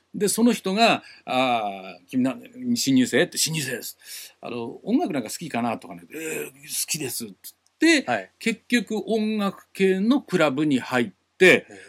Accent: Tokyo area, Japan; accent: standard Japanese; 東京圏出身は私だけだったんです

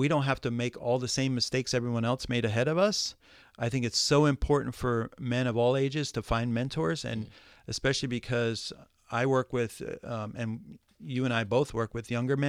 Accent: Midwest, United States; No, I came from Midwest, was born in the Midwest, and never heard about a mentor all my life.

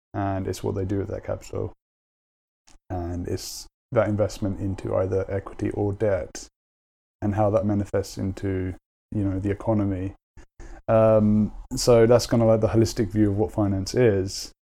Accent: London, United Kingdom; I grew up in London and I went to uni in London

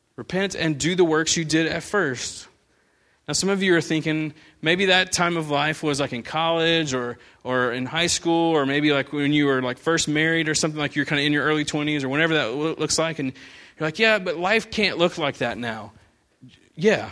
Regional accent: United States; growing up in America

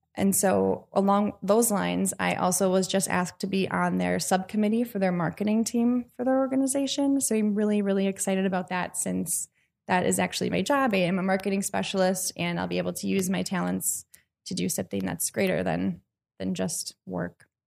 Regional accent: Washington County, Wisconsin, United States; I've already got involved in my hometown, which is in Washington County

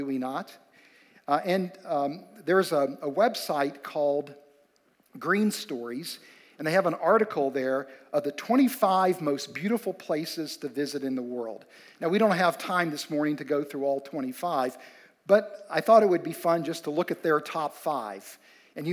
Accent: West Virginia, United States; Amy and I grew up in West Virginia

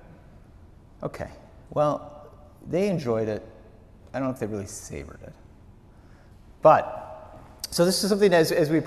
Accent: Wisconsin, United States; moved away; growing up in Wisconsin, growing up on the farm

